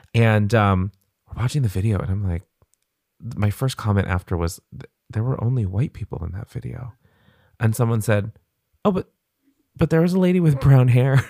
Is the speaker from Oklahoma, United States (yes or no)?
no; Hawaii, United States; moved away as an adult; also born or lived in California; So when I was twelve, we moved to Hawaii